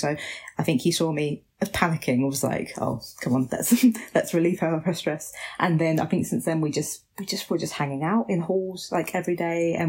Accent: Basildon, East of England, United Kingdom; moved away as an adult; I grew up in Basildon

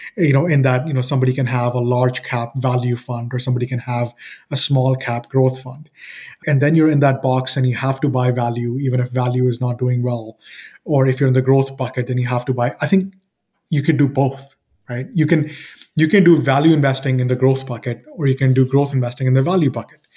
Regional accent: Toronto, Ontario, Canada; I'm from Toronto, Canada

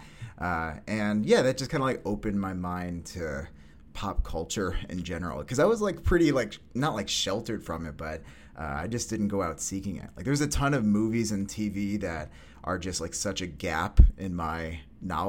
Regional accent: Syracuse, New York, United States; also born or lived in Kingston, Pennsylvania / Rochester, New York; now in Brooklyn, United States; move up to upstate New York, Syracuse, a little 315, and was there till high school

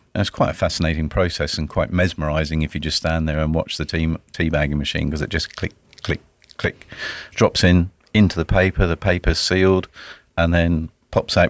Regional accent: Dorset, South West England, United Kingdom; moved away as an adult; also born or lived in Edinburgh, Scotland; now in Sunshine Coast, Australia; I grew up in the beautiful county of Dorset in the U K on the south coast

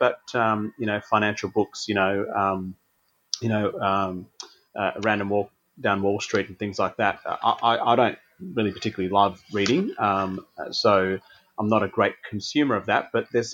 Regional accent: Adelaide, South Australia, Australia; moved away as an adult; also born or lived in Tasmania; I grew up in Adelaide

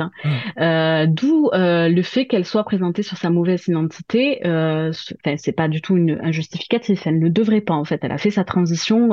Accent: Toulouse, Occitania, France; je viens de Toulouse, donc de province. Hein, vous l'aurez entendu à mon accent

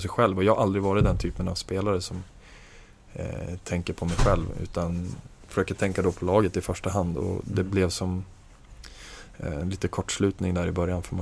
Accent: Norrland, Sweden; alltså jag är från Norrland och ganska sådär, inte särskilt frusen av mig

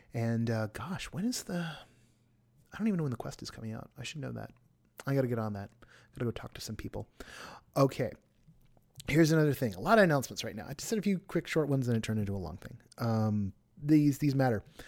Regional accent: Southern California, United States; I was born in Southern California

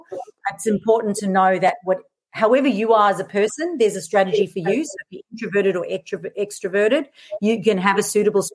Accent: South Africa; accent: mixed; moved away as an adult; now in Australia; So I'm originally from South Africa, so you'll notice this really mixed accent. Now I live in Australia. Moved here 13 years ago.

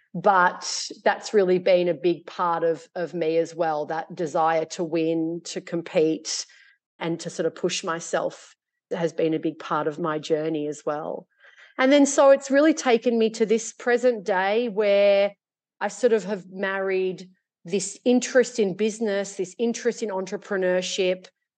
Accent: Australia; born there; In short, I was born in Australia.

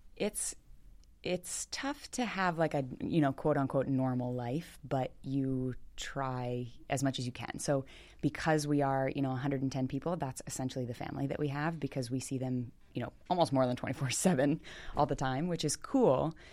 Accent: Millersville, Maryland, United States; also born or lived in Baltimore, Maryland / Pasadena, Maryland; I grew up around Smyrna Park and, uh, did gymnastics like Darksiders. It's right over, um, in Millersville.

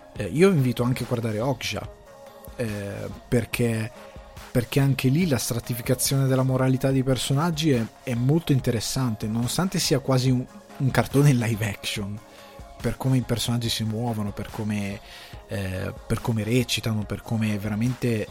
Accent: Cremasco, Lombardy, Italy; sono cresciuto nel Cremasco, andavo a scuola eh, all'università ne, mm, a Crema, all'università scusate, alle scuole superiori a Crema

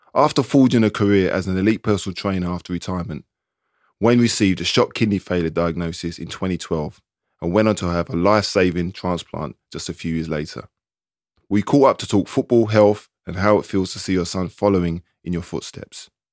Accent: London, United Kingdom; I'm from London anyway. I could stay at my mum's in East London

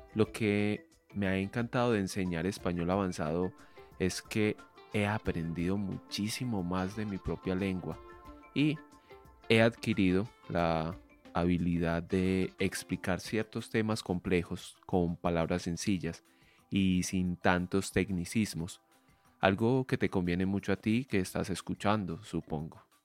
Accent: Medellín, Antioquia, Colombia; soy colombiano, soy de Medellín y vivo actualmente aquí en esta ciudad

